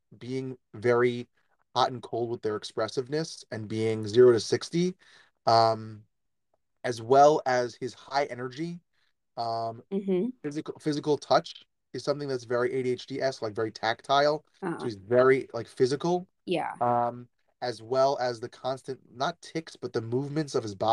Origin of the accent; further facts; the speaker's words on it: New York, United States; I'm a New Yorker